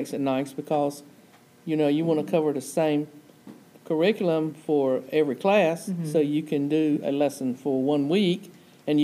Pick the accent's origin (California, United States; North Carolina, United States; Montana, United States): North Carolina, United States; Raleigh; moved away; No, I'm from Raleigh area.